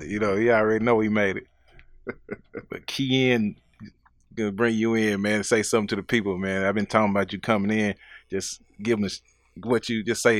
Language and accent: English; Nashville, Tennessee, United States; We from here